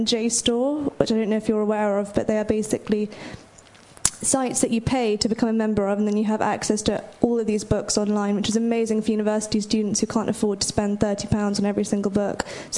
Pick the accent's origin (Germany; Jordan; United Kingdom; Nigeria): United Kingdom; London; I'm from London.